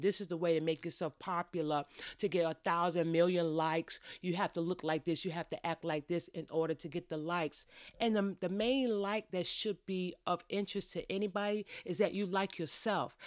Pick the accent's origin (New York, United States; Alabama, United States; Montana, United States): New York, United States; I grew up in New York